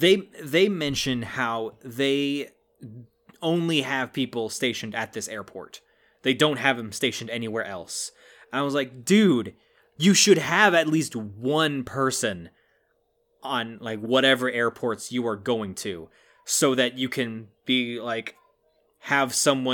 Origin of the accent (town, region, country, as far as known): United States